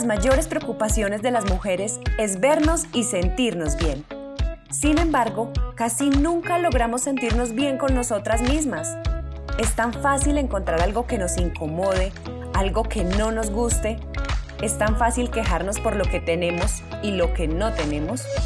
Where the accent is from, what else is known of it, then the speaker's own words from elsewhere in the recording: Colombia; soy una mujer colombiana